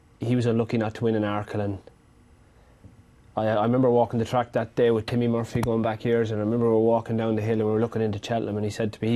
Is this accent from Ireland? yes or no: yes; Ireland; Growing up in Ireland, had a great upbringing by my parents